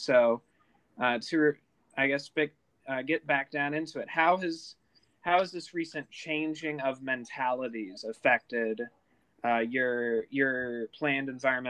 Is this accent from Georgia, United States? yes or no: no; Detroit, Michigan, United States; born or raised there